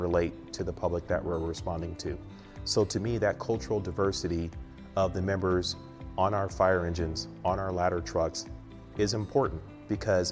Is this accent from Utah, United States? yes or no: no; San Francisco, California, United States; I was born and raised here in San Francisco